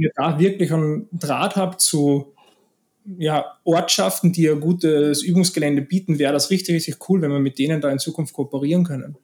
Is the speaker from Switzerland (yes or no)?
no; Austria; moved away as an adult; also born or lived in Costa Blanca, Spain; now in Spain; ich lebe seit zehn Jahren in Spanien, bin gebürtiger Österreicher